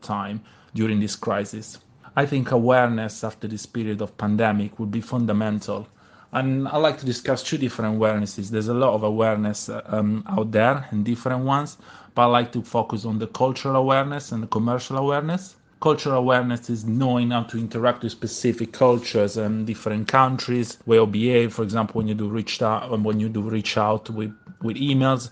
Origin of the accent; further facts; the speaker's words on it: Italy; first language Italian; English is a second language; by being Italian and my knowledge of languages in general, but using my mother tongue